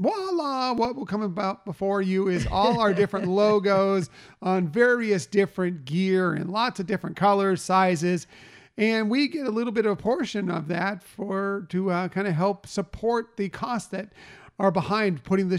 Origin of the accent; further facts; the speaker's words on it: San Diego, California, United States; Look, we're from San Diego.